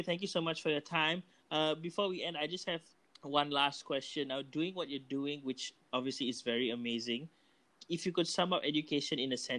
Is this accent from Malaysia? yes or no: yes; Malaysia